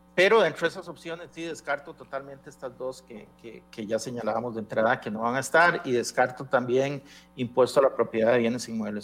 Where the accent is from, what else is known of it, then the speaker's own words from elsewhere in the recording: Costa Rica; yo como costarricense